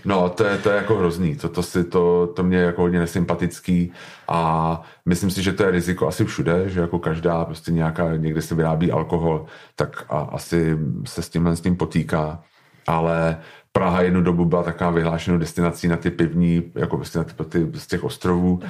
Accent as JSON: {"language": "Czech", "region": "Prague", "country": "Czechia", "said": "jsem z Prahy"}